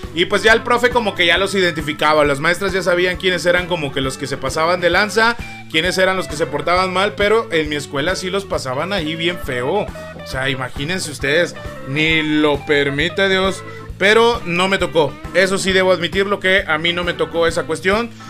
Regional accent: Matamoros, Chiapas, Mexico; Matamoro se llama mi pueblo, aquí de Carranza, de, Chiapas

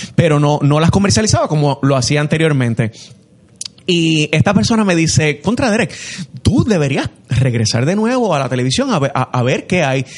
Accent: Puerto Rico; somos puertorriqueños y estamos hablando desde aquí

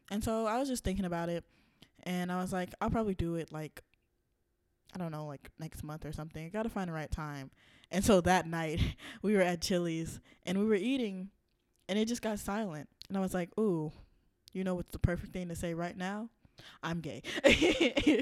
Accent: the South, United States; I am from the South

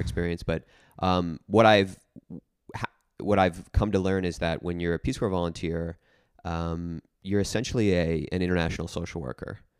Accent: New Jersey, United States; moved away as an adult; also born or lived in Nashville; I grew up in New Jersey, and I, um, specifically grew up in, uh, an area of New Jersey that's quite rural

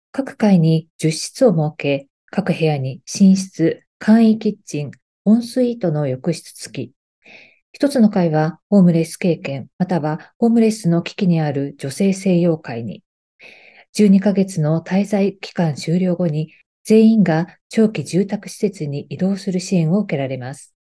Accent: Yokohama, Kanagawa, Japan; の私ね横浜出身なんですけどその横浜のね館内という場所にあの路上生活をねされている方があの結構いらっしゃるんですけど

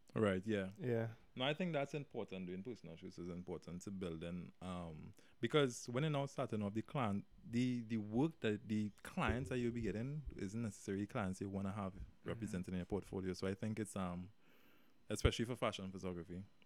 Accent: Sangre Grande, Trinidad & Tobago; I was born here right in Trinidad in San uh uh-huh. Randy. I grew up there my life

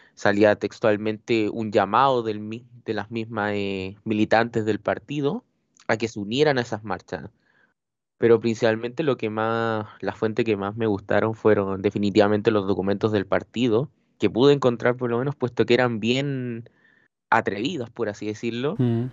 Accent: Chile

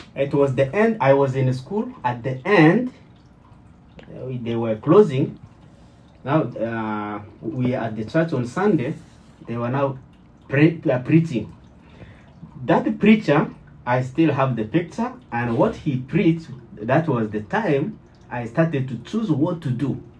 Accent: Kinshasa, DR Congo; moved away as an adult; also born or lived in South Africa; now in Canada; I came from Congo, Kinshasa which is in in Africa, central west of Africa to Atlantic coast

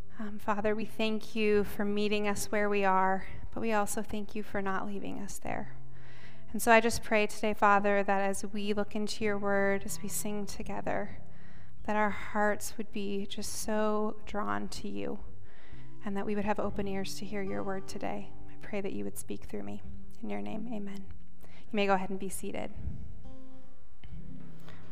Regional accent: South Dakota, United States; moved away; also born or lived in Chicago; I grew up in South Dakota, which is mostly an agricultural community

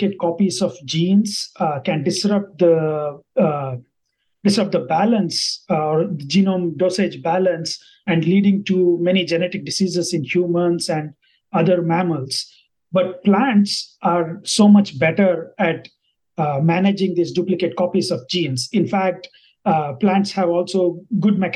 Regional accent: India; first language Kannada; English is a second language; moved away as an adult; also born or lived in Bangalore, India / Lincoln, Nebraska, United States; now in New York City, United States; I am originally from India

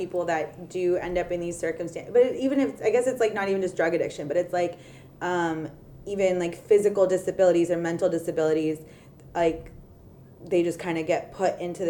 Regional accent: California, United States; moved away; if I were back in California

